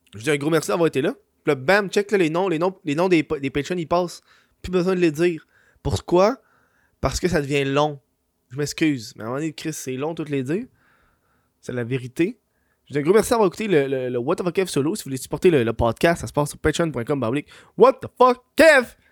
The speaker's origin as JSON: {"language": "French", "region": "Quebec", "country": "Canada", "said": "je suis une honte pour le Québec"}